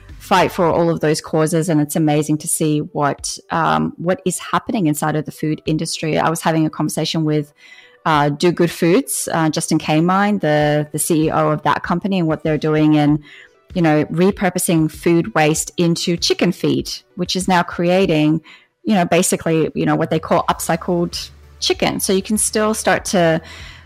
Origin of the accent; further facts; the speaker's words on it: Australia; now in United States; We have this connection in Australia to our farmers